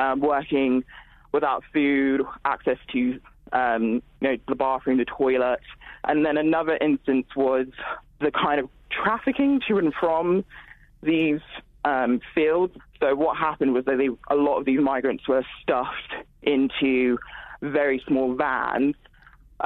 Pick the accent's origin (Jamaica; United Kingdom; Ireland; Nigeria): Nigeria; moved away; I'm also originally from Nigeria